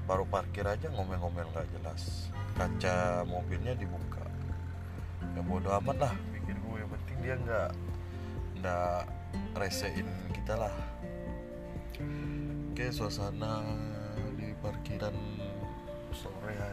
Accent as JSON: {"language": "Indonesian", "town": "Sintang", "region": "West Kalimantan", "country": "Indonesia", "said": "saya sebagai orang Sintang sih CPR ini bisa dihitung"}